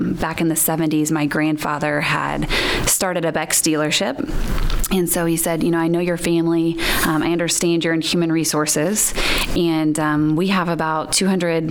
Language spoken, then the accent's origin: English; Greentown, Indiana, United States; I grew up in Greentown, Indiana, on a family farm.